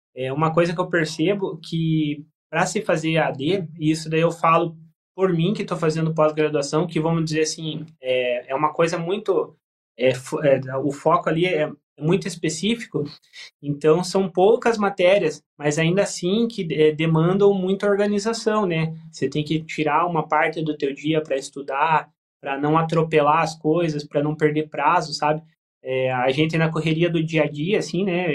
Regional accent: Tijucas do Sul, Paraná, Brazil; eu sou de Tijucas do Sul, na região metropolitana

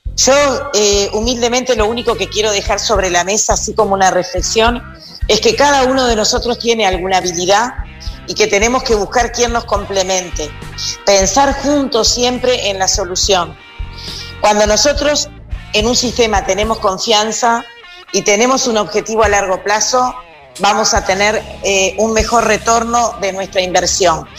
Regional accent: Montevideo, Uruguay; Yo nací en Montevideo, vivo en Montevideo.

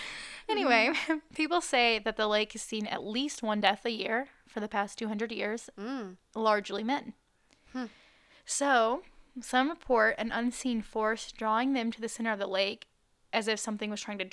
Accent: Wales, United Kingdom; Except my skin, apparently, because I'm from Wales.

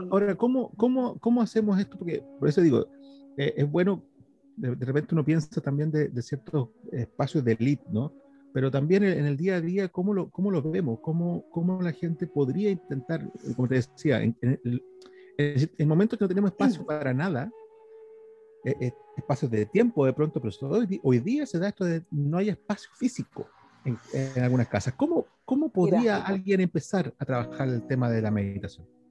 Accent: Chile

